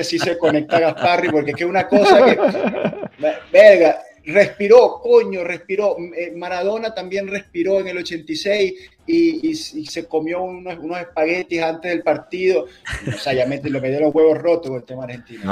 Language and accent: Spanish; Venezuela; yo soy venezolano